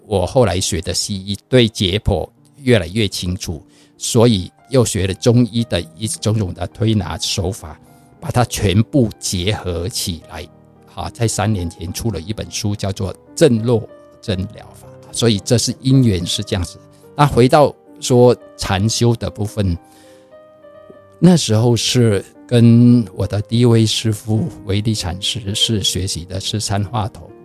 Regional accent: Vietnam; moved away as an adult; now in Taiwan; 我在，呃，越南出生

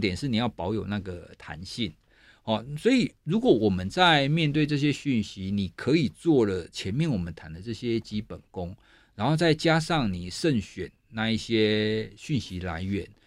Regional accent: southern Taiwan, Taiwan; 我是学心理学的人，我是南部人

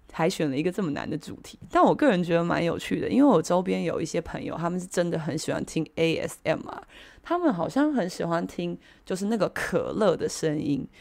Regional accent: Taiwan; 我们台湾人有个习惯

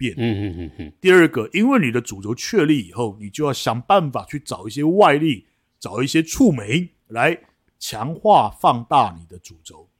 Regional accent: China; 我们大陆人并没有想到，大部分的人都没有想到这一点。

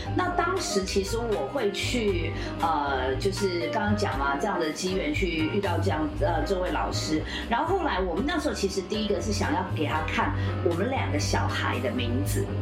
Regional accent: Taiwan; 我们台湾

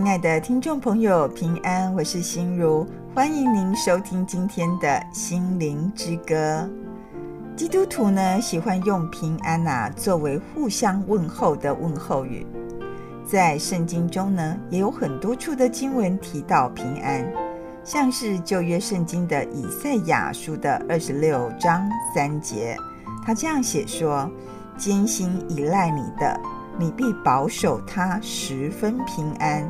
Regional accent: Taiwan; 我们台湾人

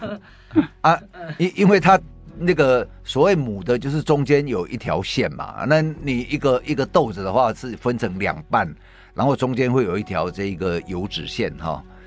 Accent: Taiwan; 我们台湾人

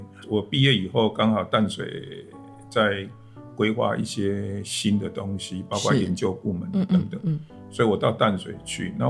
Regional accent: Kaohsiung, Taiwan; 对，我是本身是高雄，

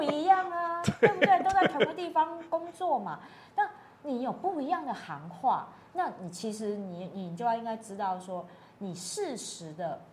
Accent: Taiwan; 我们很多代的台湾人

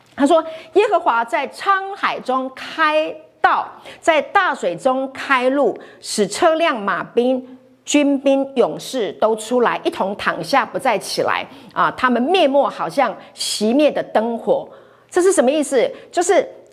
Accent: Hualien County, Taiwan; 我是在花莲长大的

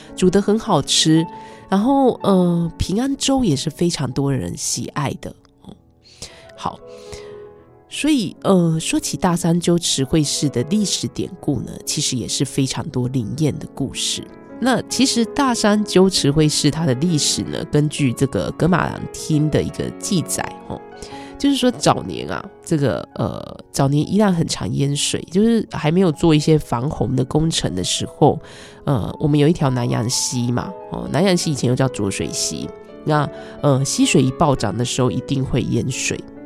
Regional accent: Yuanshan Township, Yilan County, Taiwan; 我的老家，呃，宜兰的圆山乡

